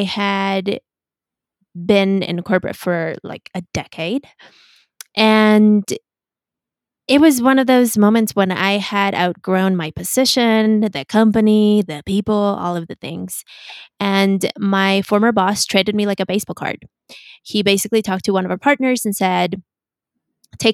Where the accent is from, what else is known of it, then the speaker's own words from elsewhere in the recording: Mexico City, Mexico; also born or lived in United States; I was born in the US and I was raised in Mexico City